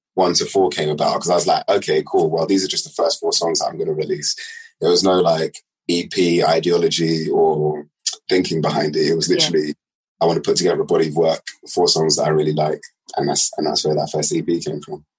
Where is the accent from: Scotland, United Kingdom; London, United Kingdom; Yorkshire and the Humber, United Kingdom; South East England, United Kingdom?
London, United Kingdom; I left West London